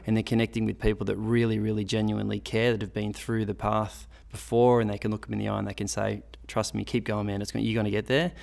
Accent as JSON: {"language": "English", "town": "Sydney", "region": "New South Wales", "country": "Australia", "tie": "born or raised there", "said": "it's my hometown"}